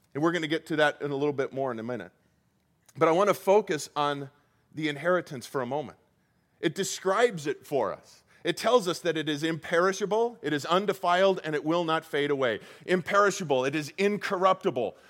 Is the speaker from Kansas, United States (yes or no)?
no; Colorado, United States; moved away as an adult; also born or lived in Iowa; now in Arizona, United States; I, I grew up in Colorado and I spent probably 25 years of my life in Colorado